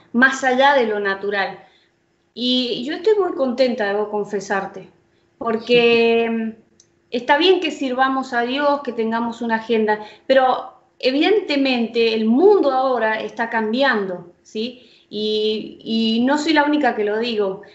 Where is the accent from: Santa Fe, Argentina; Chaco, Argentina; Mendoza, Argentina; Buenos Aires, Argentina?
Mendoza, Argentina; San Rafael; yo vivo en el sur de Mendoza, en San Rafael